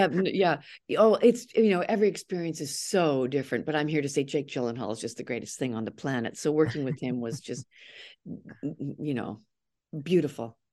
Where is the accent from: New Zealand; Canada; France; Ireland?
Canada; I'm a Canadian